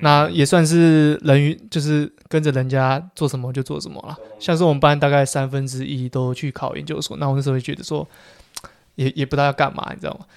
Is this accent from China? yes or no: no; Taipei, Taiwan; also born or lived in Changhua; 我是台北人